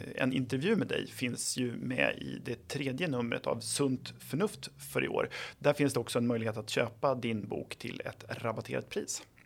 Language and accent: Swedish; Flen, Södermanland, Sweden; jag är ju själv från Flen i Sörmland